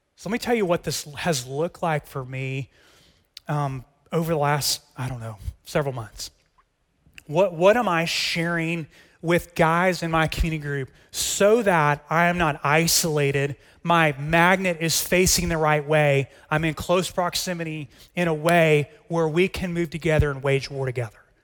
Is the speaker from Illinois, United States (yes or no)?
no; Texas, United States; As a Texan